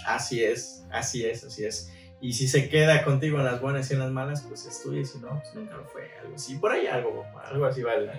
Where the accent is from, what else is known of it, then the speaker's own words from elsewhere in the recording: San Antonio Coajomulco, Tlaxcala, Mexico; now in Puerto Vallarta, Mexico; Yo soy del estado de Tlaxcala y lo vuelvo a decir, soy de por allá